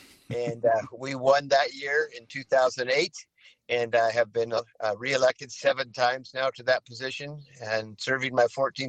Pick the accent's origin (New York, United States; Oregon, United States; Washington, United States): Washington, United States; Sunnyside; also born or lived in Pierce County, Washington / Benton County, Washington; born and raised in Sunnyside, Washington.